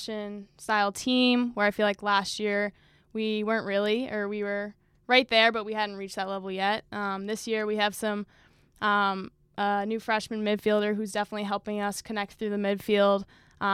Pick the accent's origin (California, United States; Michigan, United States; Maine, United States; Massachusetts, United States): Massachusetts, United States; northeast; I live very northeast in Massachusetts.